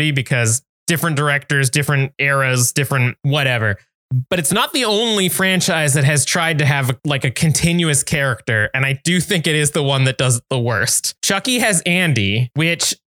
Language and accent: English; Canada; we're Canadian